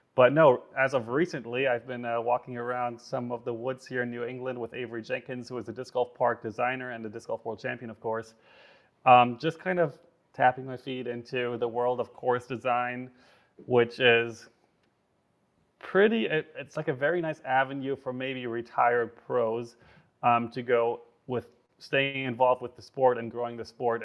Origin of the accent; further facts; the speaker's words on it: Germany; growing up in Germany, disc golf was super not serious in any way